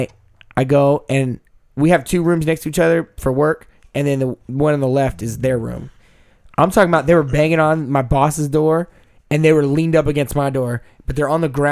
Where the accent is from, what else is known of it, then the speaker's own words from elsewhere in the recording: Texas, United States; I'm from Texas